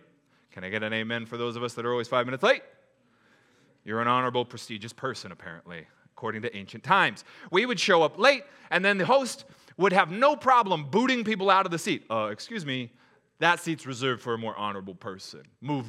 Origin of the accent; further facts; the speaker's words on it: SeaTac, Washington, United States; I grew up in SeaTac. We made it happen.